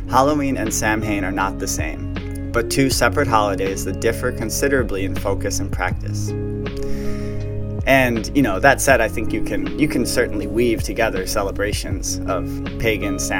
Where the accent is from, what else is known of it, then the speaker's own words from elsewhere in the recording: Wales, United Kingdom; Even though I am Welsh, Gaelic is such a hard